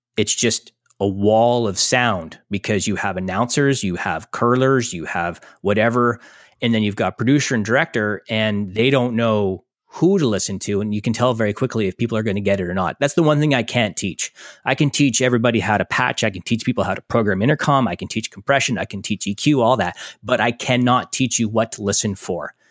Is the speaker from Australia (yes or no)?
no; Canada; we're all Canadian